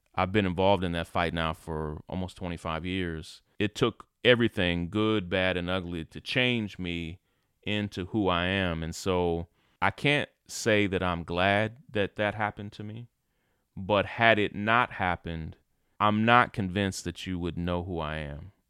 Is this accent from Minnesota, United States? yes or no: no; Kentucky, United States; moved away as an adult; also born or lived in Atlanta; When I grew up in Kentucky, I was never accepted as a leader